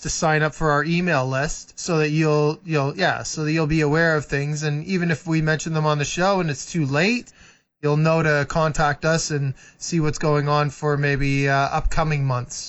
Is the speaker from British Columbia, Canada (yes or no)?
no; Muskoka, Ontario, Canada; moved away; I grew up in Muskoka